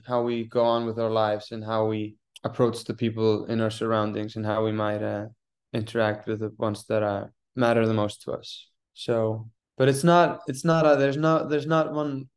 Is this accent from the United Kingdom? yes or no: no; Iceland; now in New York, United States; I'm from Iceland